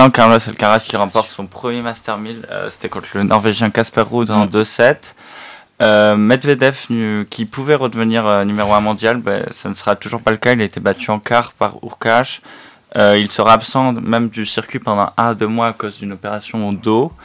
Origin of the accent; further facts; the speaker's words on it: Toulouse, Occitania, France; now in Bordeaux, France; Je suis né à Toulouse, j'habite à Bordeaux